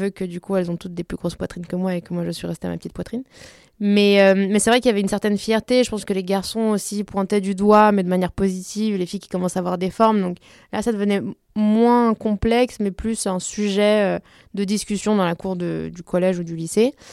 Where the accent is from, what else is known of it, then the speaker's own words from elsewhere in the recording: Belgium; also born or lived in France; donc j'ai la, double culture, on va dire, européenne, parce que j'ai grandi en Belgique et en France, euh, mais aussi euh, latino.